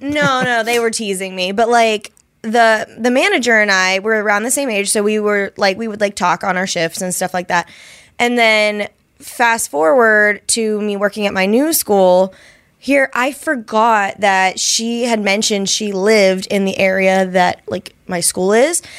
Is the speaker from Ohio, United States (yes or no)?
yes; Ohio, United States; I'm from Ohio